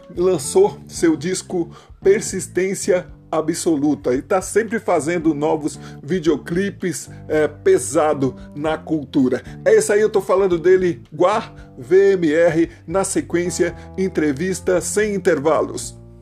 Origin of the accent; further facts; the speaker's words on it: Rio Grande da Serra, São Paulo, Brazil; Nós somos do ABC São Paulo, da região de Rio Grande da Serra